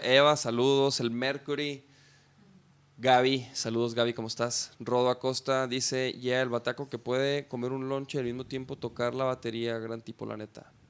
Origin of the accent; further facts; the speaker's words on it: Chihuahua, Mexico; moved away; yo, soy de Chihuahua.